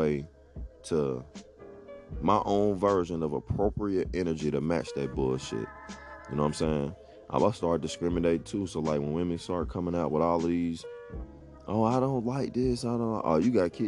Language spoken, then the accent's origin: English; Atlanta, Georgia, United States; I grew up playing ball in Metro Atlanta